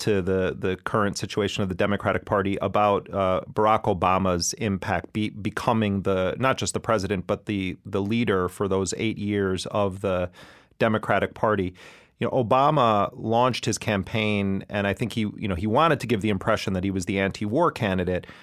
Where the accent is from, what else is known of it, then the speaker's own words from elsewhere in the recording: Wisconsin, United States; moved away; I'm, I'm originally from Wisconsin. At the time the crime bill was, was implemented, um, I was a, a student in Wisconsin